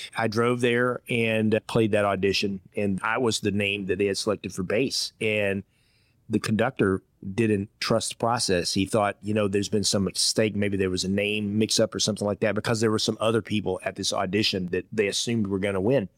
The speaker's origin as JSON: {"language": "English", "region": "Georgia", "country": "United States", "tie": "born or raised there", "also_born_or_lived": "Iowa / Hong Kong / Indiana", "moved": "as an adult", "said": "My first job as a fifteen-year-old kid growing up in Georgia, I worked in a Chinese restaurant."}